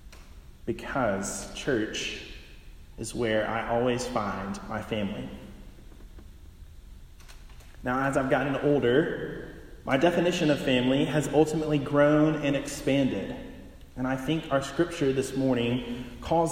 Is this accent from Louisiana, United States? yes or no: no; Pintlala, Alabama, United States; moved away as an adult; now in San Anselmo, United States; I grew up outside of Montgomery, Alabama, in a small rural town named Pentlala